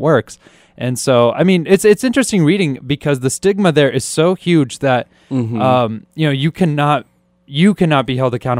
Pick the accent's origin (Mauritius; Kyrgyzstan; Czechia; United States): Kyrgyzstan; moved away; Kyrgyzstan, which is my home country. That's where I was born.